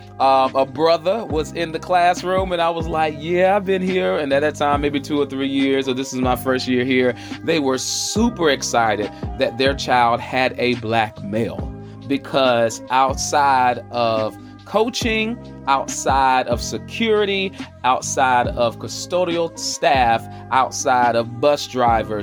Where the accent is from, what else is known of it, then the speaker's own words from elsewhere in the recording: the South, United States; moved away as an adult; First of all, I came from the South